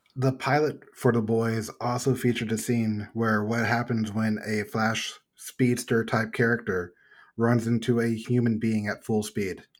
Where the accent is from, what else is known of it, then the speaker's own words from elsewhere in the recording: Texas, United States; I'm from Texas.